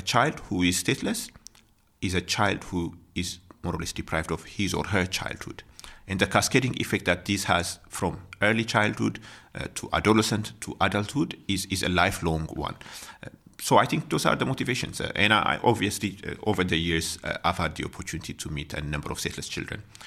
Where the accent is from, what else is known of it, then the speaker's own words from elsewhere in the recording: Ethiopia; moved away as an adult; now in South Africa; I'm from Ethiopia